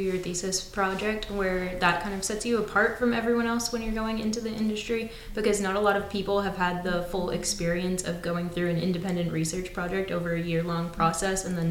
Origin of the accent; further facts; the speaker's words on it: Bow, New Hampshire, United States; I am from Bow, New Hampshire